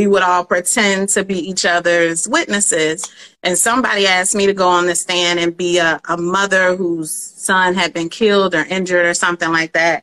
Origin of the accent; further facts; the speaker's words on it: Atlanta, Georgia, United States; moved away as an adult; also born or lived in Detroit, Michigan / Washington D.C.; now in New York City, United States; Atlanta. Born there, went to Detroit from like ages 1 to 10, and then back to Atlanta until high school. So Atlanta's my home.